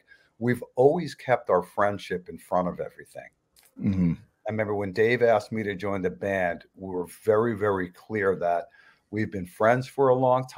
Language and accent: English; Red Bank, New Jersey, United States; we're from Red Bank, New Jersey